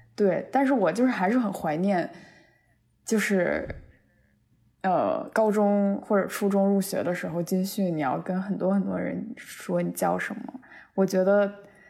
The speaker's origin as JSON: {"language": "Chinese", "region": "Beijing", "country": "China", "tie": "born or raised there", "moved": "as an adult", "lives_now": "United States", "said": "作为一个，一个纯纯地在北京土生土长长大的孩子"}